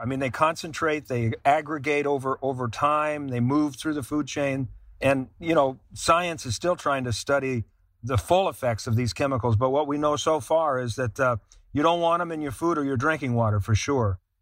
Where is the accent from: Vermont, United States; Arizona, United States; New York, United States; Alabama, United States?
Vermont, United States; Vermont, my home state of Vermont